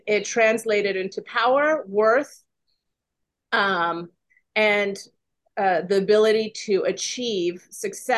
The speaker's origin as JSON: {"language": "English", "region": "California", "country": "United States", "tie": "born or raised there", "also_born_or_lived": "Iran", "moved": "as an adult", "lives_now": "Washington, D.C., United States", "said": "I'm originally from Iran. I'm an immigrant. I came with my parents when I was very young. I went to high school in California"}